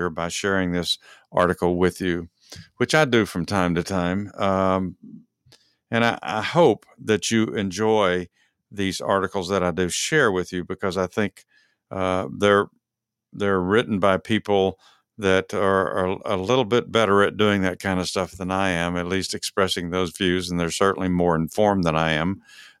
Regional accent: Texas, United States; now in Georgia, United States; I live in Georgia. Dennis Lee and I both live in Georgia, and we're both from Texas originally, so that's where our love is for these two states.

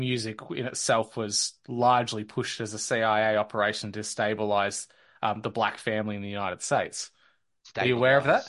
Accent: Australia; as a kid growing up in the 90s and into the early 2000s, race really didn't seem like an issue at all until the Cronulla riots.

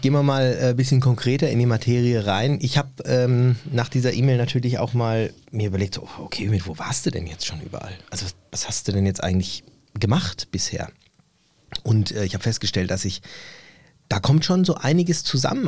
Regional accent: Germany; also born or lived in Turkey (ancestry, summer holidays); ich hier zu Hause bin in Deutschland. Ich bin hier geboren, ich lebe hier ja.

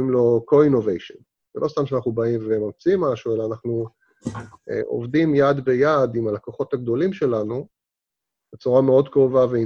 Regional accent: Israel; לנו כישראלים זה כאילו מובן מאליו, זה ב-DNA שלנו

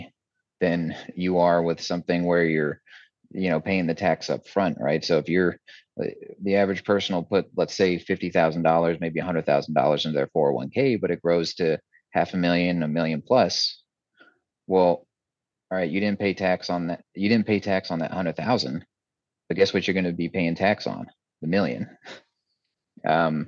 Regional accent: Texas, United States; I was born and raised in Texas

